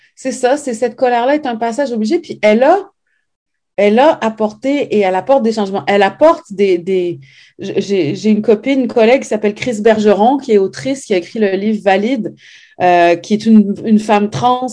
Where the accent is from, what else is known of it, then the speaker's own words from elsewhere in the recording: Montreal, Quebec, Canada; also born or lived in Saguenay, Quebec / France; on a quitté le Saguenay pour venir vivre à Montréal quand, en 76 quand j'avais 4 ans